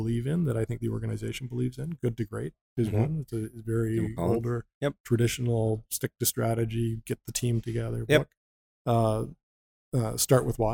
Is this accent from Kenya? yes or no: no; just west of London, Ontario, Canada; I grew up just west of the city of London. In the country, I'm a farm kid.